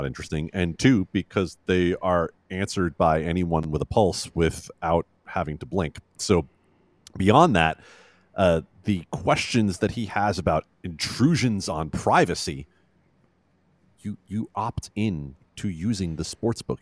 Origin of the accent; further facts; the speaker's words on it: Las Vegas, Nevada, United States; I moved to Vegas as a kid, and I understand that growing up in Vegas as a kid